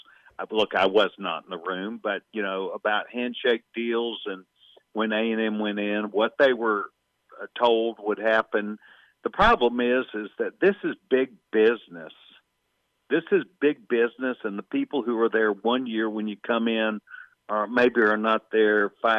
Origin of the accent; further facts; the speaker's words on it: Waco, Texas, United States; I'm from Waco, Texas. I'm a Texan.